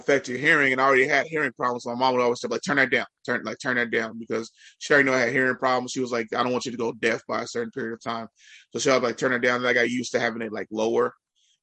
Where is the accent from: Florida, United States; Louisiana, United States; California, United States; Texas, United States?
California, United States; Richmond; I grew up in Richmond, California